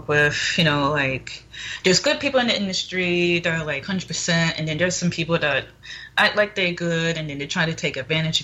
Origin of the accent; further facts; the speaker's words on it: Fort Lauderdale, Florida, United States; moved away as an adult; also born or lived in Passaic, New Jersey; now in Las Vegas, United States; born in Passaic, New Jersey. And then 2 years after that, me and my family relocated to Fort Lauderdale, Florida, where I mostly grew up in Fort Lauderdale, Florida